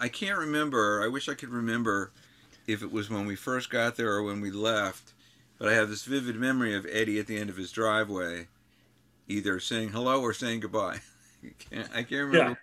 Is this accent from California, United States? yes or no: no; New York, United States; I'm from New York